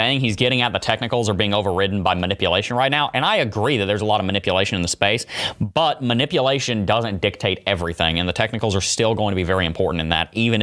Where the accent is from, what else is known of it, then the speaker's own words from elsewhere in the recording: Pigeon Forge, Tennessee, United States; moved away; also born or lived in Gatlinburg, Tennessee; I was born in Pigeon Forge. The day I was born, we lived in Gatlinburg